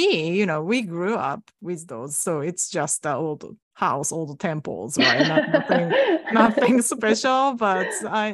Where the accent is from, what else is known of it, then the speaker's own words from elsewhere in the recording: Kyoto, Japan; English is a second language; now in United States; I was actually born in Kyoto too